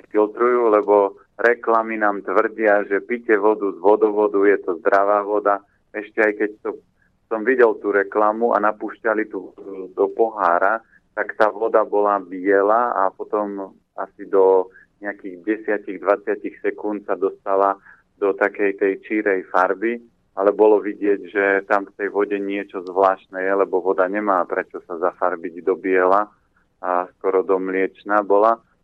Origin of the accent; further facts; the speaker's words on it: Orava, Žilina Region, Slovakia; now in Bratislava, Slovakia; ja pochádzam z Oravy